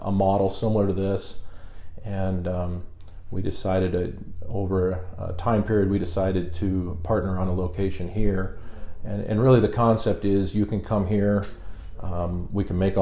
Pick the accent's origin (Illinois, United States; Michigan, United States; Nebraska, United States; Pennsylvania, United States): Nebraska, United States; O'Neill; moved away as an adult; also born or lived in Lincoln, Nebraska / Omaha, Nebraska; now in York, United States; So I'm from North Central Nebraska, O'Neill to be exact. That's where I graduated from